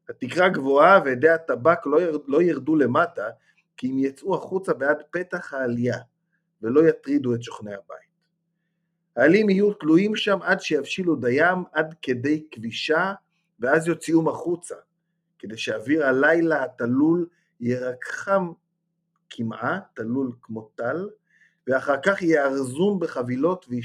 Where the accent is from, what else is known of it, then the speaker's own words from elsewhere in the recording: Ma'alot-Tarshiha, Northern District, Israel; אני זוכר כך לפחות מילדותי, כי אני גדלתי במעלות